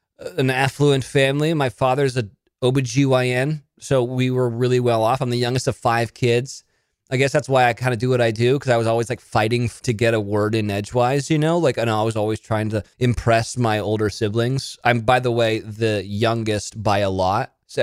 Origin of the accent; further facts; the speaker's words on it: Monterey, California, United States; born there; I was born in Monterey, California, which is where they film Big Little Lies.